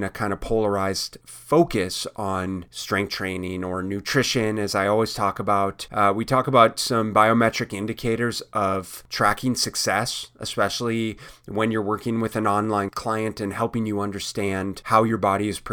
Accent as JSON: {"language": "English", "town": "Minneapolis", "region": "Minnesota", "country": "United States", "tie": "born or raised there", "said": "I grew up in Minneapolis"}